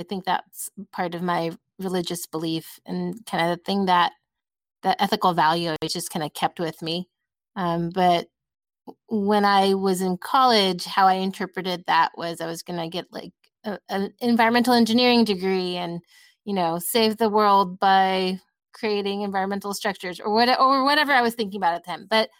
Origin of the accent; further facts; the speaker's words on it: California, United States; No. I grew up in Southern California.